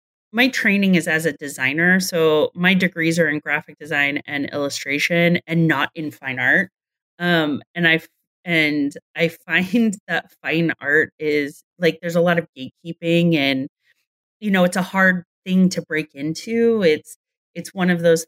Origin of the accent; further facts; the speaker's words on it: California, United States; I grew up in California